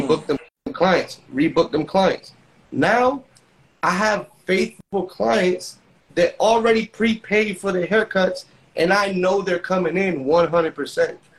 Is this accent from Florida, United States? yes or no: yes; Orlando, Florida, United States; also born or lived in Ukiah, California; I'm originally from Orlando